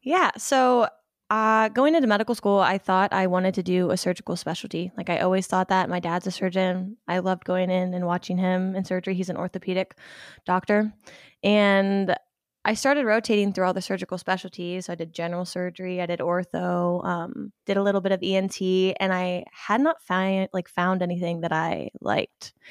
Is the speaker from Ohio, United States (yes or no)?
yes; Ohio, United States; I'm from Ohio. Um, pretty much grew up my whole life there